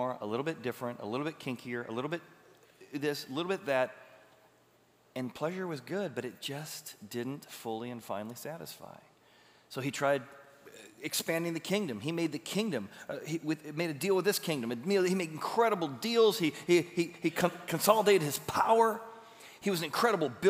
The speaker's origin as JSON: {"language": "English", "region": "Illinois River", "country": "United States", "tie": "born or raised there", "said": "I grew up in the Illinois River."}